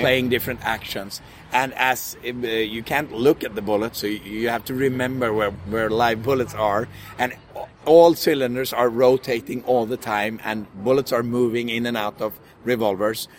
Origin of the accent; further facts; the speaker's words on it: Sweden; We're from Sweden